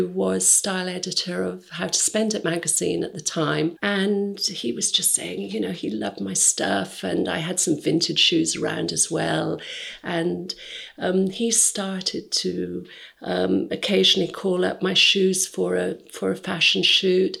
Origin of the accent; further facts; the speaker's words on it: North Cotswolds, South West England, United Kingdom; I'm from the North Cotswolds. I wasn't city savvy or anything.